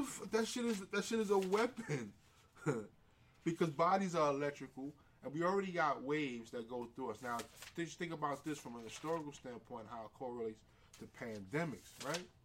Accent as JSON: {"language": "English", "town": "New York City", "region": "New York", "country": "United States", "tie": "born or raised there", "said": "I come from so many different communities, living in the Bronx, growing up in St. Mary's"}